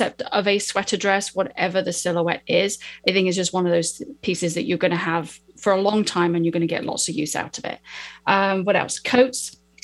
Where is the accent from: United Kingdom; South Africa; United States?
United Kingdom; I'm British.